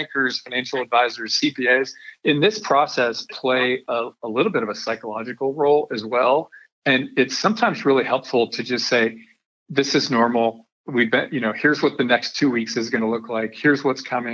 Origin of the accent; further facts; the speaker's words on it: Denver, Colorado, United States; now in Texas, United States; I grew up in Denver, Colorado, so that makes me a mountain boy.